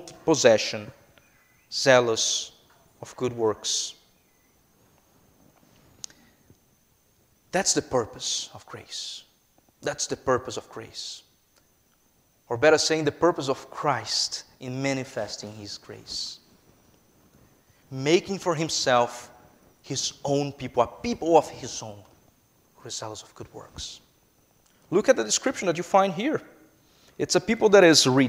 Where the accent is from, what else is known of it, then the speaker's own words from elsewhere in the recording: Brazil; English is a second language; moved away; I am a Brazilian citizen, if you haven't picked up by my accent yet